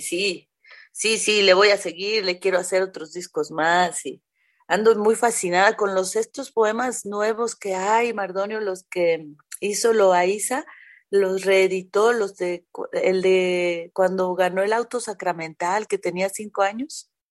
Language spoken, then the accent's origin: Spanish; Mexico City, Mexico; also born or lived in Jalisco; sí soy de aquí, de la Ciudad de México, me encanta mi ciudad